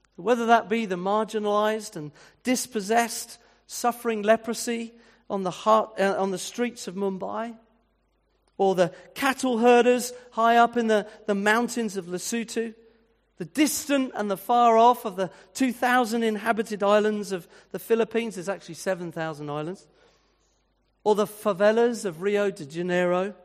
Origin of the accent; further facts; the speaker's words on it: Winchester, South East England, United Kingdom; moved away; I was brought up in the sixties and in a town like Winchester, which was my hometown